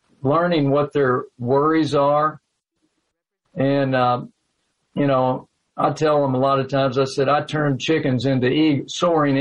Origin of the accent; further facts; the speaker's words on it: Owensboro, Kentucky, United States; now in Livermore, United States; I was from Owensboro.